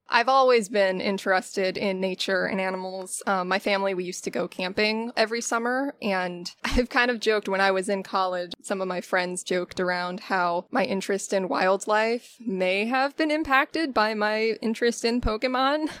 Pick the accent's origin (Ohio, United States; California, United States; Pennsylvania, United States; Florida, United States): Florida, United States; Pinellas County; I was born and raised in Pinellas County, Florida